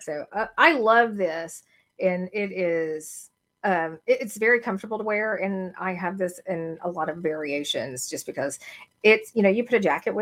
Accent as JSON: {"language": "English", "region": "the South", "country": "United States", "said": "I'm from the South."}